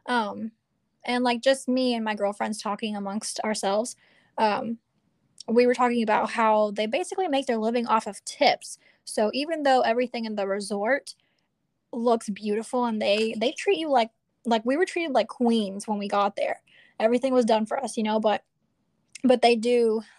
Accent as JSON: {"language": "English", "country": "Venezuela", "also_born_or_lived": "Salamanca, Spain", "moved": "yes", "said": "I'm from Venezuela myself"}